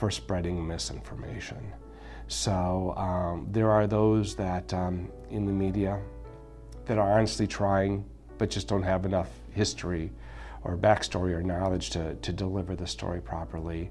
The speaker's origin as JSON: {"language": "English", "country": "United States", "said": "as a Latino, as an American, but a proud Hispanic American"}